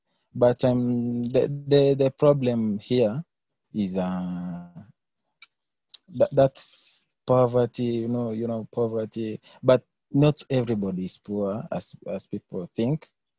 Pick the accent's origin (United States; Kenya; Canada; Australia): Kenya; I'm from Kenya. Yeah, Africa, in Africa.